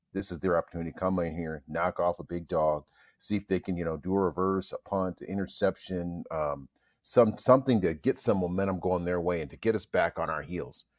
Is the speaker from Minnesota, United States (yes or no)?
yes; Minnesota, United States; I grew up here in Minnesota